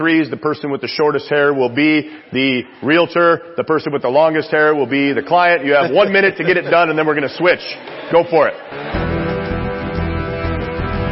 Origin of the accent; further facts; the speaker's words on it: Chicago, Illinois, United States; now in San Antonio, United States; I was raised in Chicago, so I got that fast thing going on